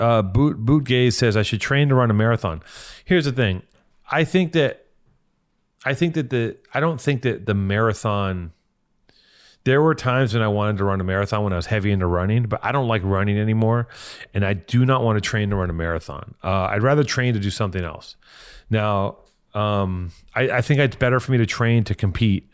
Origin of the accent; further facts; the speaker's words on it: Los Angeles, California, United States; I'm from here